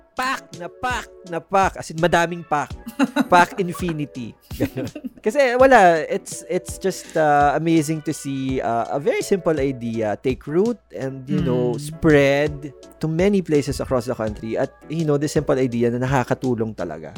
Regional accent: Philippines; meron sa atin bilang Pilipino

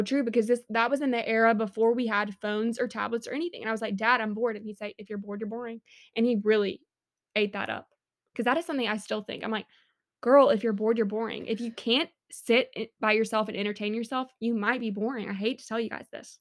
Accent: Montgomery, Alabama, United States; I do love my hometown, respect Montgomery

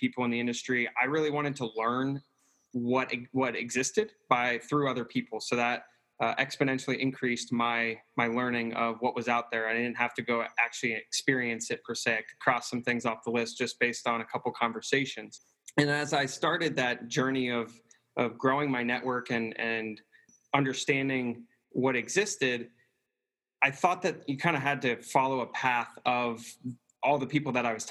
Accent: Scottsdale, Arizona, United States; moved away as an adult; also born or lived in Redlands, California / Athens, Ohio; I grew up in Scottsdale, Arizona

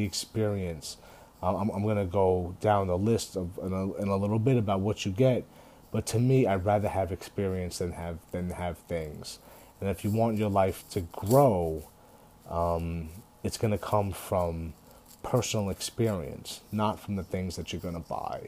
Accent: United States; we're all American

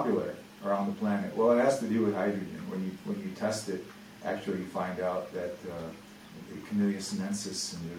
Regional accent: Russia; moved away; I'm from Russia

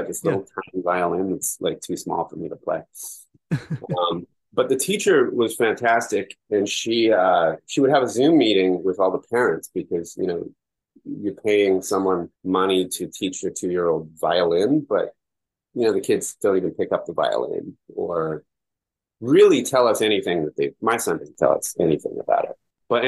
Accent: West Coast, United States; We're both from the West Coast, and we're raising a city kid.

